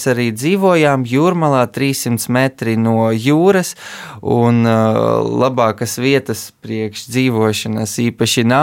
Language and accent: Latvian; Riga, Latvia; also born or lived in Kyiv, Ukraine; Es piedzimu Kievā, bet pēc tam uzreiz devos uz Rīgu un tā visu bērnību pavadīju.